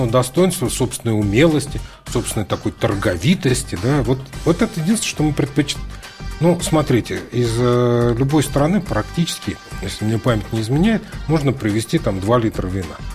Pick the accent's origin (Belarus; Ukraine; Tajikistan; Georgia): Ukraine; Lviv, Lviv Oblast; Ну хорошо, я из Львова тоже Значит, привез там драгобыческой колбасы.